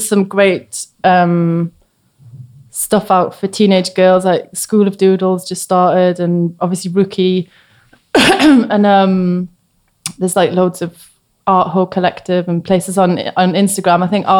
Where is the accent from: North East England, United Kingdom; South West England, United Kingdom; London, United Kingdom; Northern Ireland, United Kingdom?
North East England, United Kingdom; Newcastle; So when I was, I was like a teenager in the 90s. So I was really into like Riot Girl music. And because Newcastle was a bit barren, to be honest